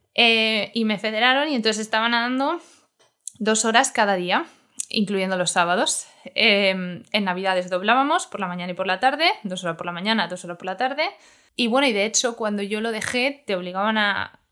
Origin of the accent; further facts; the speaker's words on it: Madrid, Community of Madrid, Spain; somos de Vallecas